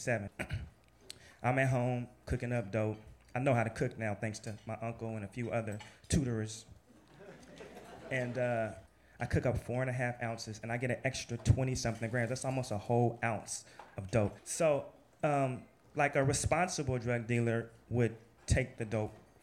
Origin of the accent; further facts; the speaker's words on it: Portland, Oregon, United States; moved away as an adult; now in New York, United States; I'm from Portland, Oregon